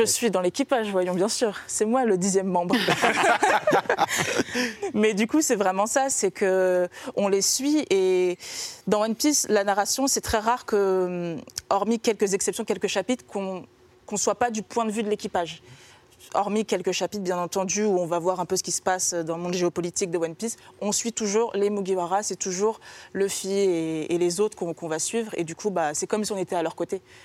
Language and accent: French; France; chez nous en France